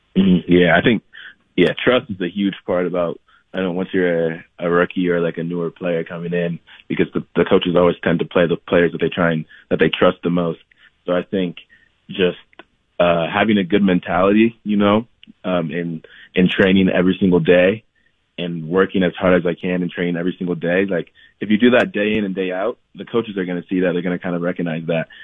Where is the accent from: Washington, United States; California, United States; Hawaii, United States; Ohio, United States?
Ohio, United States; Columbus; moved away as an adult; also born or lived in Lansing, Michigan / Ithaca, New York; now in Salt Lake City, United States; at around eight or nine is when I then moved to Columbus, Ohio